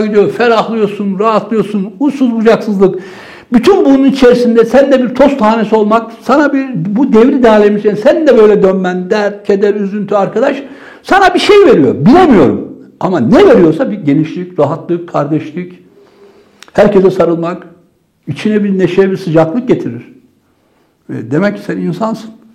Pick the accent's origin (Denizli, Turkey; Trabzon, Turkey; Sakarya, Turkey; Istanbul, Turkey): Trabzon, Turkey; now in Ankara, Turkey; Biz Trabzonluyuz.